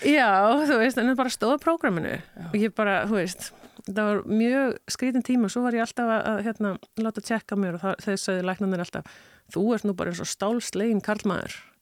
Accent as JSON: {"language": "Icelandic", "country": "Iceland", "also_born_or_lived": "United States", "said": "ég er litla píjan frá Íslandi"}